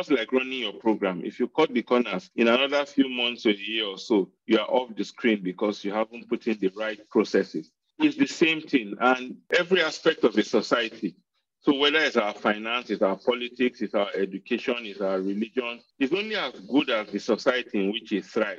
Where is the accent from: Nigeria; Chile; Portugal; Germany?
Nigeria; Benue; now in Jos, Nigeria; I live in Jos. It's funny, I come from Benue State, but I've lived in Jos since 1992. So Jos is home for me.